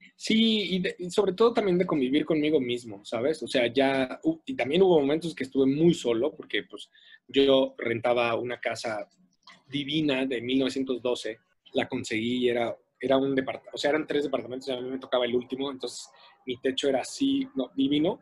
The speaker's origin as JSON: {"language": "Spanish", "country": "Mexico", "said": "como latinos y como mexicanos"}